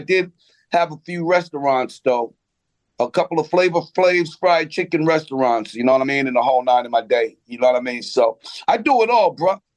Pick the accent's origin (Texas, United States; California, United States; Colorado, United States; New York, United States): New York, United States; Roosevelt; I grew up in Roosevelt